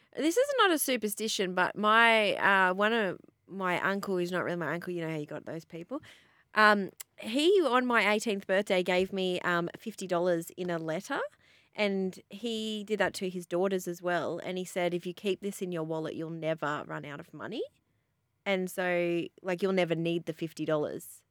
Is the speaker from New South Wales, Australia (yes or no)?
yes; Boorowa, New South Wales, Australia; moved away; I'm from Borowa, near Young